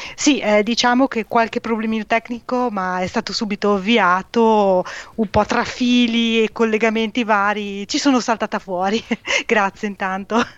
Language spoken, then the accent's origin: Italian; province of Modena, Emilia-Romagna, Italy; sono nata e cresciuta eh, in provincia di Modena, un piccolo paese